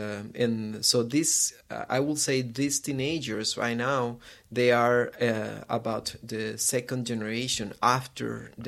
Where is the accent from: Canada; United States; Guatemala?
Guatemala; I am from Guatemala. This is a small country, very near to Mexico in Latin America. And I'm working there. I'm living there in Guatemala.